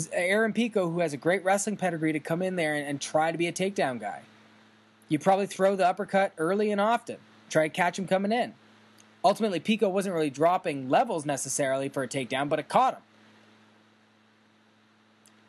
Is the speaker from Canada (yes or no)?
yes; Canada; as a Canadian